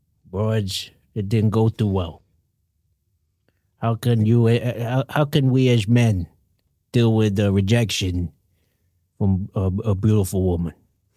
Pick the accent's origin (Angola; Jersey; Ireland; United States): Jersey; When I was growing up in Jersey, we used to get hit with bats.